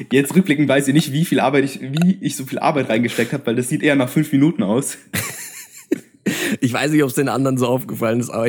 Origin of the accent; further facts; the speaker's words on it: Bavaria, Germany; So, bei uns in Bayern ist es so, du hast ja, äh, musst eine Seminararbeit schreiben.